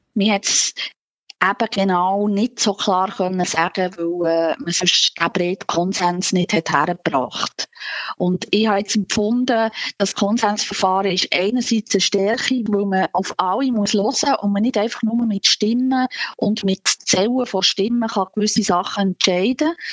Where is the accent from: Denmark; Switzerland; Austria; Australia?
Switzerland; bei uns in der Schweiz